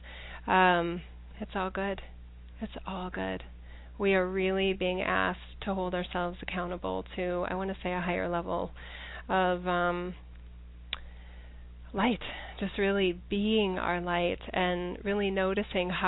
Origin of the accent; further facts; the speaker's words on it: United States; as an American